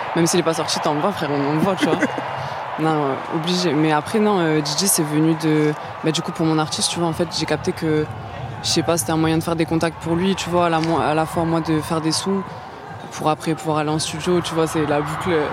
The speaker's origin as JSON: {"language": "French", "town": "Lambesc", "region": "Provence-Alpes-Côte d'Azur", "country": "France", "tie": "born or raised there", "also_born_or_lived": "Toulouse / Marseille", "said": "J'ai grandi à côté à Lambesque"}